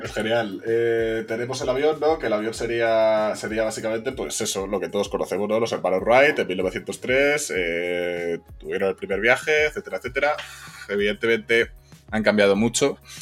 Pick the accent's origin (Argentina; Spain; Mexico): Spain; Zamora, Castile and León; yo que soy de Zamora